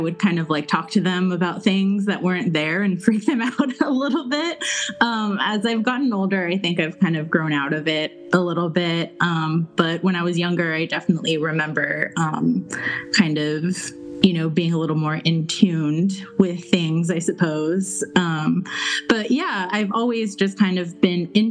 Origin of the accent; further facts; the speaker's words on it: El Paso, Texas, United States; now in Los Angeles, United States; I grew up with Mata in El Paso. So I'm from Texas, but I live in Los Angeles now